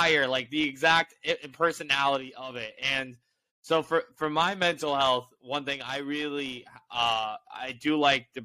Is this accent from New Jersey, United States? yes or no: no; Indianapolis, Indiana, United States; moved away as an adult; now in New York, United States; I grew up in Indianapolis